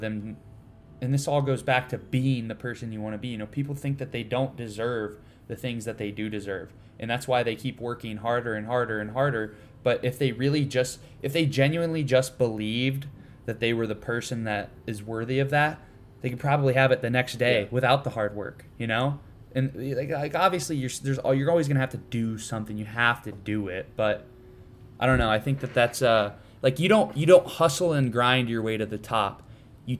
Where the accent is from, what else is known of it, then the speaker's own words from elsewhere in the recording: Ohio, United States; I grew up, I'm from Ohio